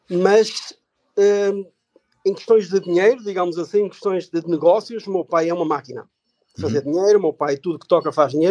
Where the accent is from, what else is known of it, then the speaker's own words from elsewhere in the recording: Portugal; now in Germany; sou um imigrante também, sou português. Um, ehm, vim para, para a Alemanha, uh, estou aqui agora há 22 anos.